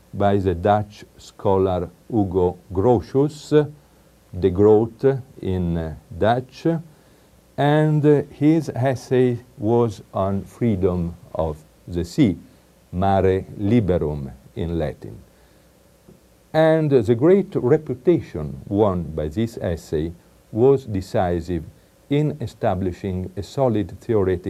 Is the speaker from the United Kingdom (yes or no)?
no; Italy; accent: strong Italian; English is a second language; I apologize for my strong Italian accent, but I have it, I like it, and I keep it.